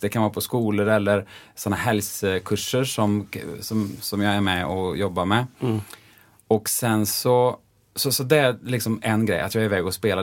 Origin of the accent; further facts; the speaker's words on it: Bengtsfors, Västra Götaland, Sweden; moved away as an adult; also born or lived in Los Angeles, United States / Gothenburg, Sweden; jag är ju från Dalsland Just det. Eh, och från Bengtsfors och där säger vi ju ofta E blir ju som Ä